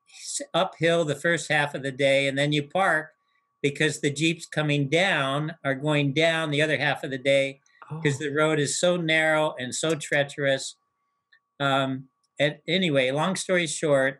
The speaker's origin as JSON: {"language": "English", "country": "United States", "said": "the life that I had known up to that point in the United States as an American youth"}